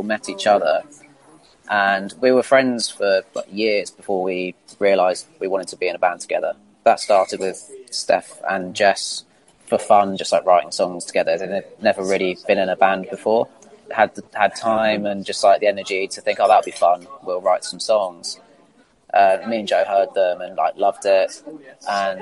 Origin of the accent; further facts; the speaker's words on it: Isle of Wight, South East England, United Kingdom; we're all from the Isle of Wight